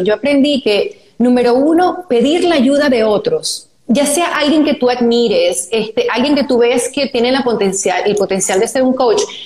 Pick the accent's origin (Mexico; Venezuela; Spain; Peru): Venezuela; somos las dos venezolanas